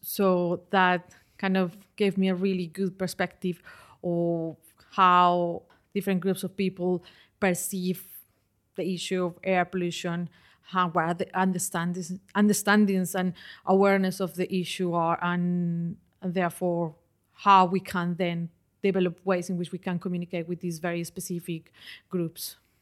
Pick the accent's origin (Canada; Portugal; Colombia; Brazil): Colombia; moved away as an adult; also born or lived in London, United Kingdom; now in United Kingdom; I did that back in my country. I'm originally from Colombia.